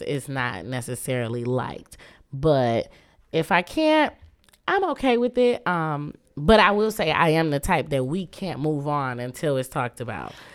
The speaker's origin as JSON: {"language": "English", "town": "Muskegon", "region": "Michigan", "country": "United States", "tie": "born or raised there", "also_born_or_lived": "Kalamazoo, Michigan / Grand Rapids, Michigan", "moved": "as an adult", "lives_now": "Detroit, United States", "said": "I was raised in Muskegon"}